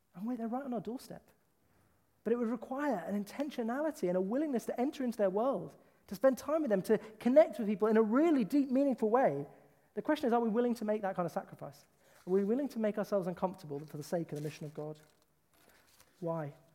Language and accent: English; United Kingdom; I am from the British culture